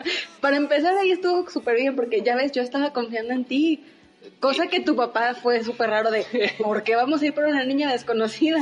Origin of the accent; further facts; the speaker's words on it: Saltillo, Coahuila, Mexico; yo nací en la ciudad de Saltillo me gusta ser saltillense